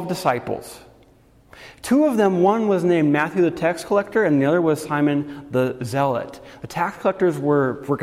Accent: Guatemala; when I was a kid, I grew up in Guatemala

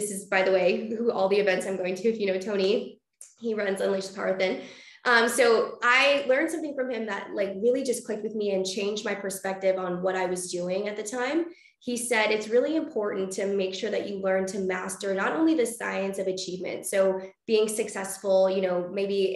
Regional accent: British Columbia, Canada; now in Vancouver, Canada; I was originally born in like a really small town about 4 hours outside

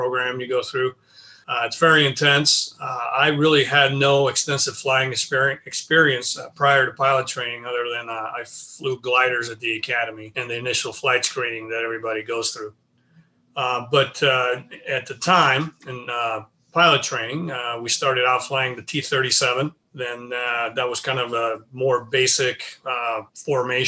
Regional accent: Tracy, California, United States; I grew up in the Central Valley of California, about 80 miles east of the San Francisco Bay Area, a small town, Tracy, California.

